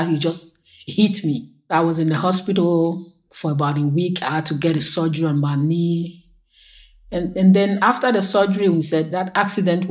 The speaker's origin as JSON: {"language": "English", "country": "Nigeria", "moved": "as an adult", "lives_now": "United States", "said": "I'm originally from Nigeria"}